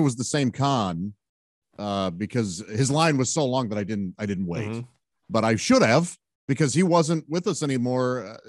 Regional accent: Fenton, Missouri, United States; A suburb called Fenton. And we were lower class.

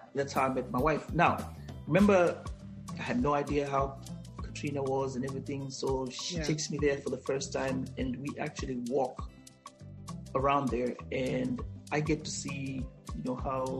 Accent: Kenya; English is a second language; "Yeah, I'm from Africa." That's what I always say. "I'm from Kenya."

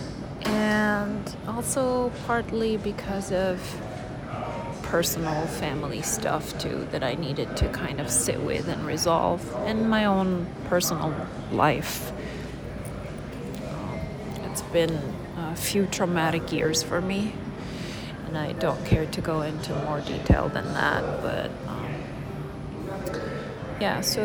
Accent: Lebanon; moved away as an adult; I am actually Lebanese. I immigrated from Lebanon in 1995, and I'm 53.

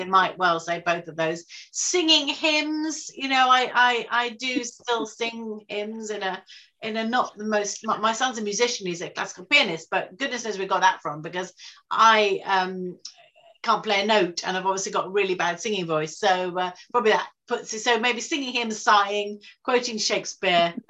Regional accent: Brighton, South East England, United Kingdom; we're both from Brighton

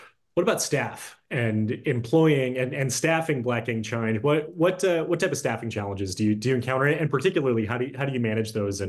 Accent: Detroit, Michigan, United States; moved away; also born or lived in Orlando, Florida; I grew up in Detroit, Michigan, and I moved to Orlando and I worked at Disney World, right? I was in an area that I hadn't previously lived in before.

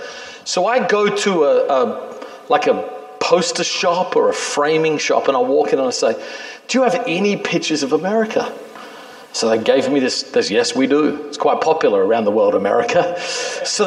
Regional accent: Australia; also born or lived in New York City; now in New York, United States; I'm a kid in Australia

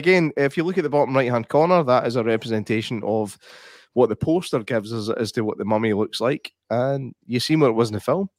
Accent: Egypt; I'm from Egypt. And we have our own alphabet.

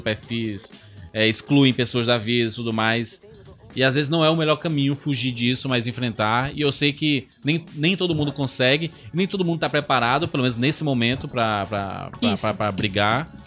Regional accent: Northeast Region, Brazil; eu sou nordestino também

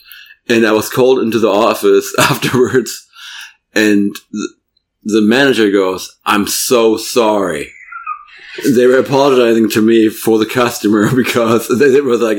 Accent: Germany; English is a second language; moved away; I told him I was from Germany

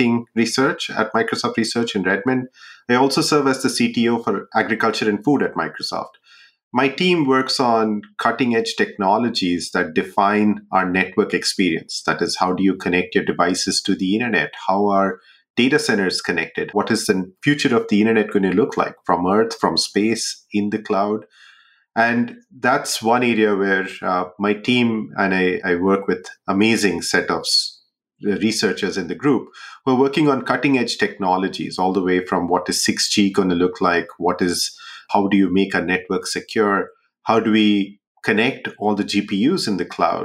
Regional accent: Jamshedpur, Jharkhand, India; moved away; also born or lived in Bihar; I grew up in a city called Jamshedpur in India

